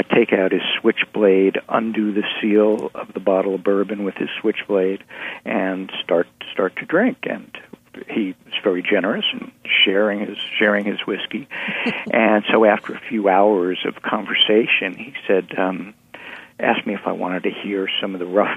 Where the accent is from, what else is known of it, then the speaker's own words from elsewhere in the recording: New York, United States; I grew up in New York